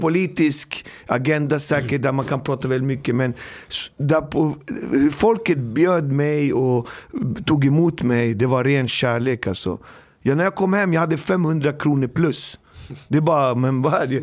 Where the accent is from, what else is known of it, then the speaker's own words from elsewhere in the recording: Botkyrka, Stockholm County, Sweden; Och jag kommer från Alby, uppfostrad, uppvuxen i Alby